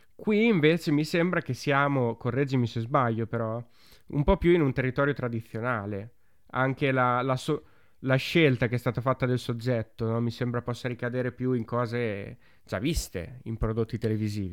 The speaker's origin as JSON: {"language": "Italian", "region": "Romagna / Emilia-Romagna", "country": "Italy", "said": "noi che siamo romagnoli o emiliano-romagnoli"}